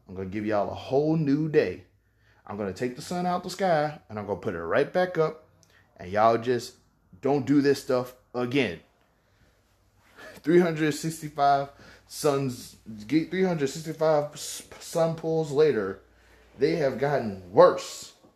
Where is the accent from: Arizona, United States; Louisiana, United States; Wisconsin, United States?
Louisiana, United States; Baton Rouge; Baton Rouge, Louisiana. I love it. It's my hometown.